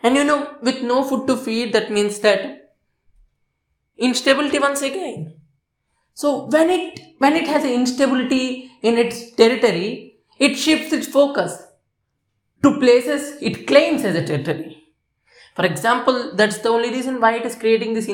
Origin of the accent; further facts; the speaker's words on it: India; I'm Indian